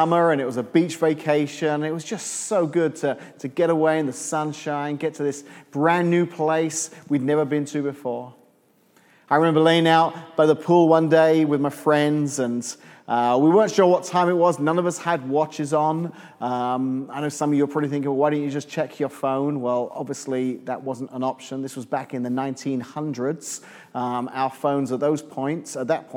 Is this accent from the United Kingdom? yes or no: yes; England, United Kingdom; moved away as an adult; now in Illinois, United States; I'm from England originally